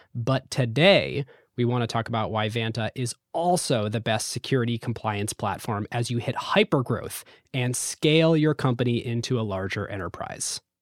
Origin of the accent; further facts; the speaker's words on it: United States; Growing up in America